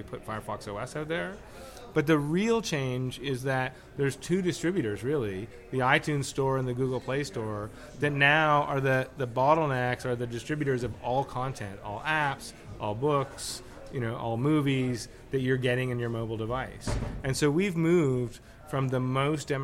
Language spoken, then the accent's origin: English; Toronto, Ontario, Canada; I am from Toronto. I love it there